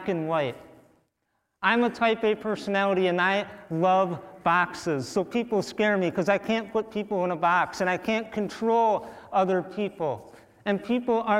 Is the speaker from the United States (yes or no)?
yes; St. James, Minnesota, United States; I am born and raised Minnesotan, I was born in St. James, Minnesota